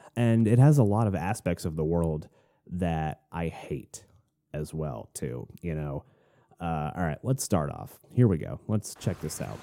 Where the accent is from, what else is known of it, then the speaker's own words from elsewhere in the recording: Florida, United States; moved away as an adult; also born or lived in Arizona; now in Tennessee, United States; we moved from Florida up to Arizona for one year, and then we moved back to Florida